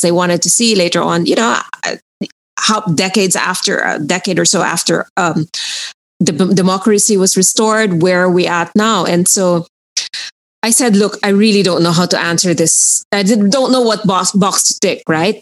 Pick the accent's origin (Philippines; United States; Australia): Philippines; I was born in the Philippines